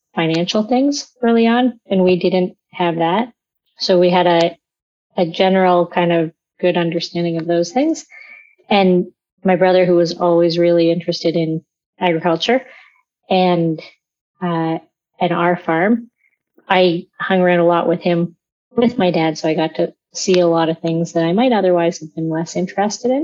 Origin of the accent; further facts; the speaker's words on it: London, Ontario, Canada; I grew up in London, Ontario.